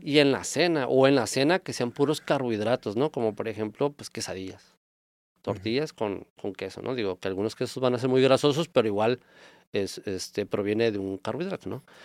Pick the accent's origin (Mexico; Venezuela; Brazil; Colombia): Mexico; nosotros como mexicanos